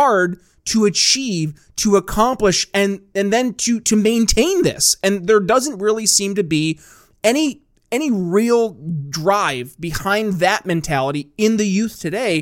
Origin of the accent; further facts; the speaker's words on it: Northern New York State, United States; moved away; also born or lived in Philadelphia; I grew up in Northern New York State, not New York City